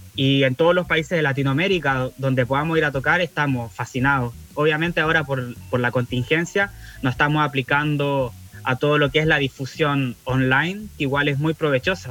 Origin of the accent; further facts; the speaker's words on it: Valdivia, Los Ríos, Chile; somos de Valdivia